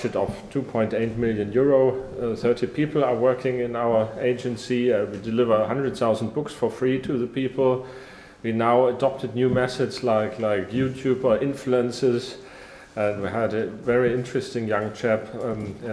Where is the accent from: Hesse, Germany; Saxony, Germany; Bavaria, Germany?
Saxony, Germany; I come from Saxony